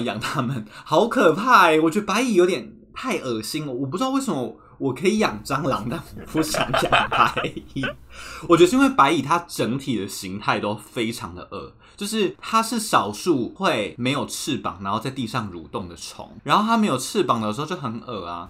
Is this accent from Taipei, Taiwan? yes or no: yes; Taipei, Taiwan; 我其实一直都是在台北长大的人，所以应该说北部长大的人